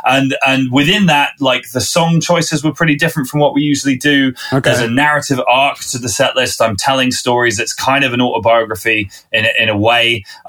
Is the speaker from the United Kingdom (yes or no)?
yes; Winchester, South East England, United Kingdom; I'm a southerner from this country. I grew up in Winchester, which is south of London even.